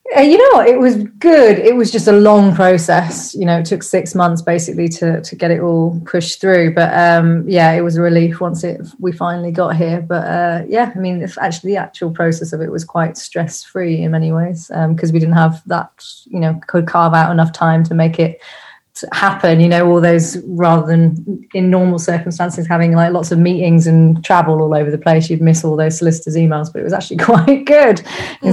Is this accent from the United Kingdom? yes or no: yes; Rugby, West Midlands, United Kingdom; also born or lived in Coventry; I grew up in a like a village outside of a, a town, commuter town called Rugby. I was born in Coventry, but grew up outside of Rugby